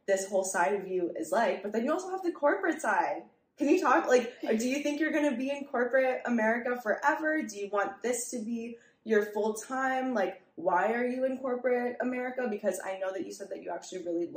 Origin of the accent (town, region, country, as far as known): New York City, New York, United States; born or raised there